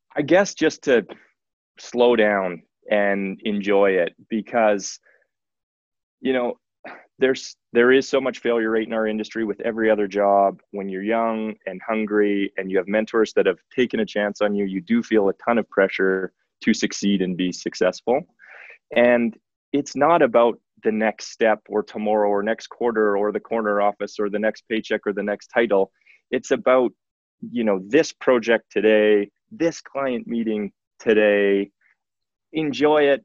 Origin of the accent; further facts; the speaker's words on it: Saskatoon, Saskatchewan, Canada; moved away as an adult; now in Calgary, Canada; I am originally from Saskatoon, Saskatchewan, Prairie Boy, like a lot of people who uh, have landed in Calgary